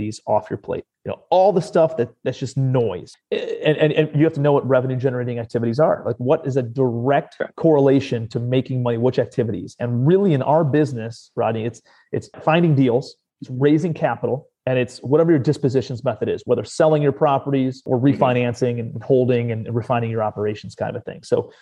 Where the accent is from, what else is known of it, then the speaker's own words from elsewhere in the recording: Cleveland, Ohio, United States; moved away as an adult; also born or lived in New York City; I'm a kid from Cleveland, Ohio, and graduated from Cleveland